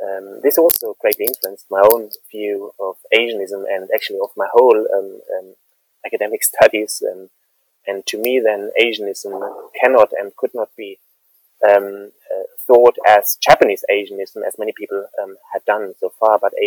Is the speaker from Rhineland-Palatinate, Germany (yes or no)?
yes; Mainz, Rhineland-Palatinate, Germany; moved away as an adult; I spent the first about 24 years of my life living in and near Mainz, a city at the Rhine River in Western Germany, not too far from Frankfurt